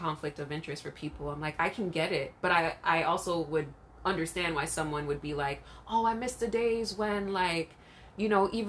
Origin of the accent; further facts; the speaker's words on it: Jamaica; And maybe remember we're Jamaican, so it's like the dance hall too.